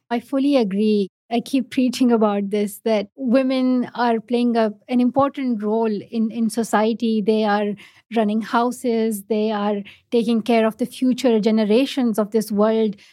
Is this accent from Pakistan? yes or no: yes; Pakistan; first language Pashto; English is a second language; For me, like I learned English in Urdu, not in my own mother tongue, not in Pashto, but in Urdu. It's just the education structure in Pakistan